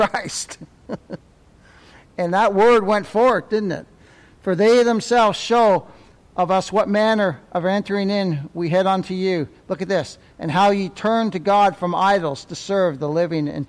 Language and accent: English; Ontario, Canada; moved away; I'm from Ontario